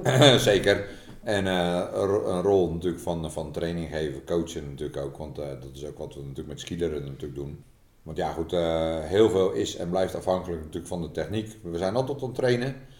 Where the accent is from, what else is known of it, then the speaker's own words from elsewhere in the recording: Netherlands; wij als Nederlanders